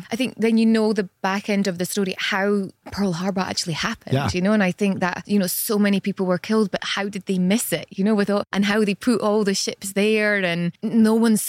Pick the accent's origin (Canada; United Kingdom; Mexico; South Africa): United Kingdom; Scotland; moved away; I'm from Scotland.